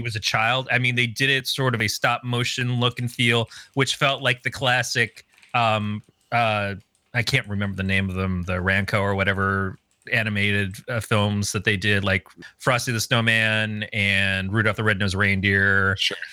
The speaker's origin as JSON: {"language": "English", "region": "Michigan", "country": "United States", "tie": "born or raised there", "said": "I grew up in Michigan as a teenager."}